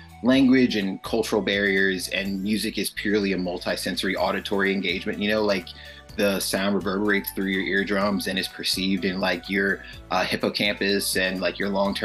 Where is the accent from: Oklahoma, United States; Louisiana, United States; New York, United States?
Louisiana, United States; New Orleans; growing up in New Orleans